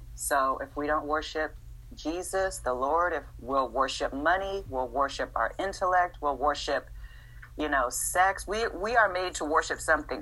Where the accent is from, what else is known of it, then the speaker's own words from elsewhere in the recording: Los Angeles, California, United States; also born or lived in Massachusetts; we stayed in in LA from the sixth grade to today